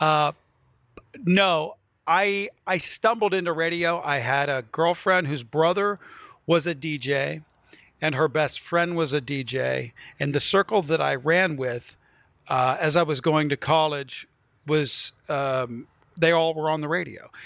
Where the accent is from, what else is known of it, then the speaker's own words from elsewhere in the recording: Wheeling, West Virginia, United States; moved away; also born or lived in New York; I grew up on the Ohio River, so I'm Pittsburgh adjacent between Columbus, Cleveland, and Pittsburgh.